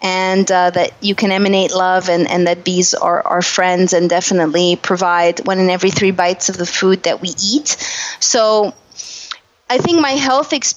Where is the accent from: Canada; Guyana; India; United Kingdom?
Canada; moved away as an adult; also born or lived in Montreal; now in Los Angeles, United States; I'm a Canadian, and I moved to Los Angeles